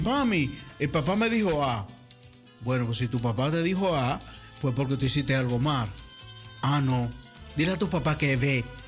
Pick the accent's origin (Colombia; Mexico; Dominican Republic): Dominican Republic; moved away; Cuando yo salí de República Dominicana yo era un popis en bote